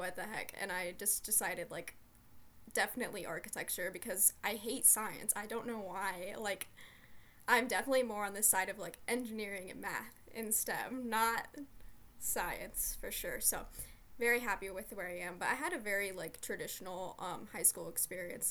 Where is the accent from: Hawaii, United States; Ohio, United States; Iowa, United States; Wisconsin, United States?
Ohio, United States; Columbus; I'm from Columbus, Ohio